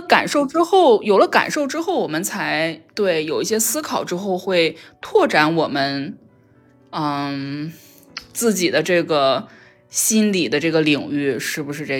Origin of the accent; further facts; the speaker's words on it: China; 我们中国人